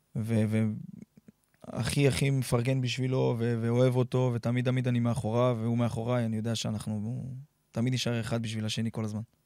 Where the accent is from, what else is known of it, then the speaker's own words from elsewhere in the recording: Nof HaGalil, Northern District, Israel; moved away as an adult; also born or lived in Migdal HaEmek / Beersheba; אנשי נוף הגליל, נצרת עילית, זה אנשים שמאוד מאוד קרובים אליי, שם גדלתי